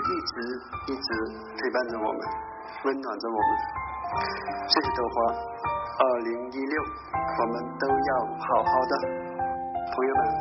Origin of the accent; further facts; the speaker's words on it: Jiangnan, China; now in Tianjin, China; 我来自江南的一个小渔村，嗯，我现在在天津。